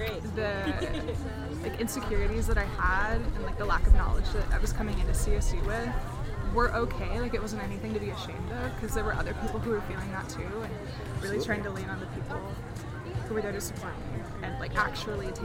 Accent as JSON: {"language": "English", "town": "Houston", "region": "Texas", "country": "United States", "moved": "as an adult", "lives_now": "Colorado, United States", "said": "I'm originally from Houston, and so I'm really hoping to like go back home"}